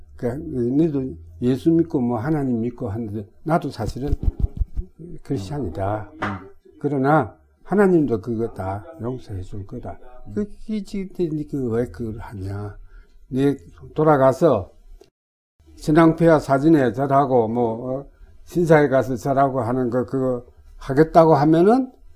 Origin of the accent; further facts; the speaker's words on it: Sangju, North Gyeongsang, South Korea; moved away; also born or lived in Jinyeong, South Gyeongsang / Tokyo, Japan; 제가 상주 사람이에요.